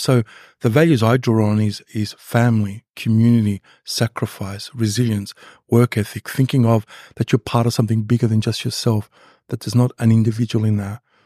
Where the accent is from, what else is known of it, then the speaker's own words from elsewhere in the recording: Mount Beauty, Victoria, Australia; grew up in a little country town called Mount Beauty